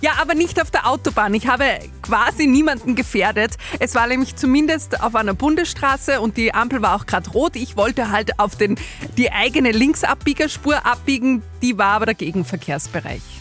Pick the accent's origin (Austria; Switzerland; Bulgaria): Austria; Stadl-Paura, Upper Austria; bei uns in Stadelpaura